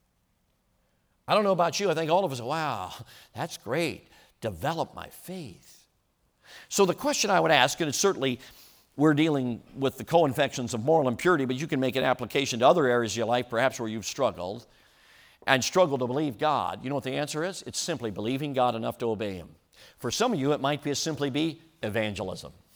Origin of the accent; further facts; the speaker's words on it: Chicago, Illinois, United States; moved away; Back when I was growing up, I grew up in Chicago.